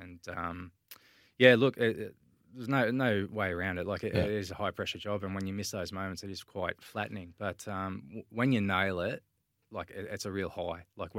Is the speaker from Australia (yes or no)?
yes; Swan Hill, Victoria, Australia; I grew up in Swan Hill in the Mallee country, northwest Victoria, Sammy. It's a small country town, I don't know, maybe 12,000 people.